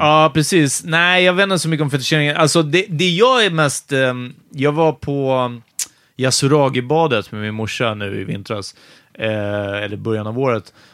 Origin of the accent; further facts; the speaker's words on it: Stockholm, Stockholm County, Sweden; i Ågesta, ganska nära Farsta, där vi växte upp